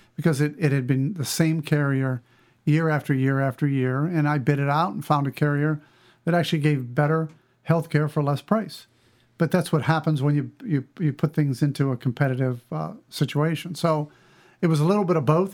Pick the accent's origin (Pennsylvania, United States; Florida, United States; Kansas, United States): Pennsylvania, United States; western; I grew up in western Pennsylvania, a small town, uh, really between Denorem and Ogallala, Pennsylvania